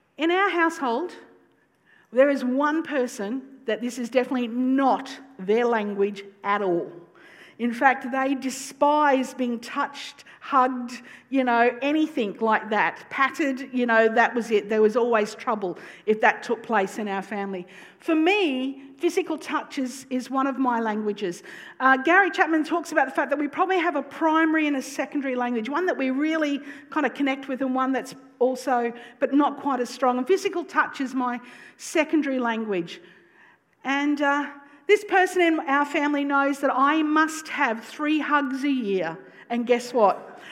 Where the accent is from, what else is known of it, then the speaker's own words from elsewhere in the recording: North Queensland, Australia; I'm from North Queensland